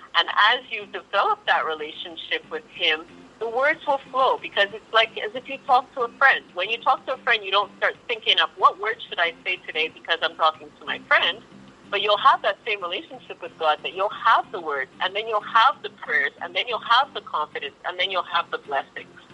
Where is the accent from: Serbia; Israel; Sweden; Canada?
Canada; Montreal, Quebec; I'm from Canada, so from Montreal